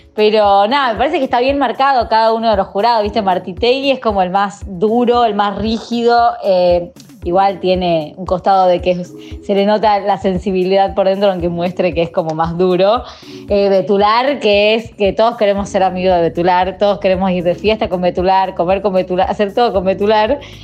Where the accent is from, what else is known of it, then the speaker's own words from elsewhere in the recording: Tucumán, Argentina; soy de Tucumán, no soy porteña